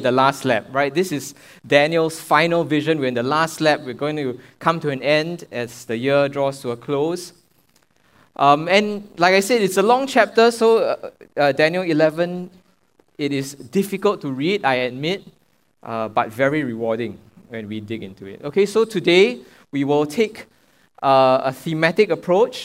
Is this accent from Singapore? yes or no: yes; Singapore; I'm a Singaporean